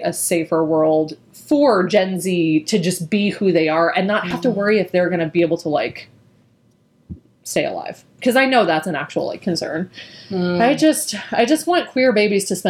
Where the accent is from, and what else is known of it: Southeast Missouri, United States; moved away